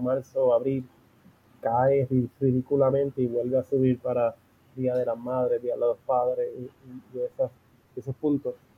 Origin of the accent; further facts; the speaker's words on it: Puerto Rico; yo crecí en San Ignacio